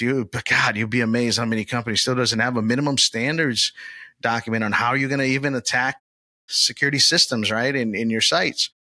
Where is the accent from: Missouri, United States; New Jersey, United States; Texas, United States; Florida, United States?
Florida, United States; Orlando; my hometown, Old Town, Orlando, Florida